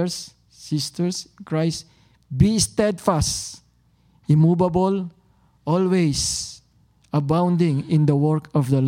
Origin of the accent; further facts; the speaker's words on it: Tagalog region, Philippines; now in Toronto, Canada; because I came from Tagalog region, so I speak Tagalog